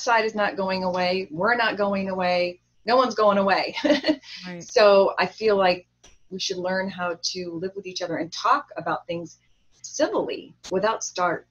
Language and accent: English; Orange County, California, United States; also born or lived in Hollywood; I grew up around a lot of Republicans because I grew up in Orange County